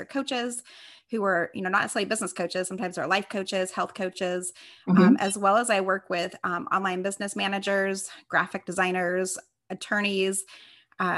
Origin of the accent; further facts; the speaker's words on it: Las Vegas, Nevada, United States; now in Temecula, United States; I am born and raised in Las Vegas, Nevada, but I currently live in Temecula, California.